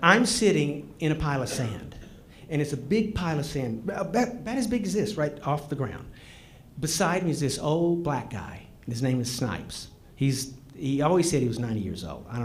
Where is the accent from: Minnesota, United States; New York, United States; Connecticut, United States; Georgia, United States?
Georgia, United States; I grew up in Georgia